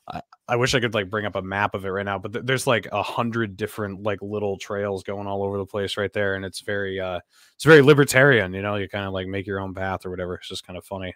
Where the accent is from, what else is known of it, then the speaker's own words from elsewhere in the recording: Sunapee, New Hampshire, United States; I grew up in Sunapee, which is, like, I don't know, twenty minutes away from there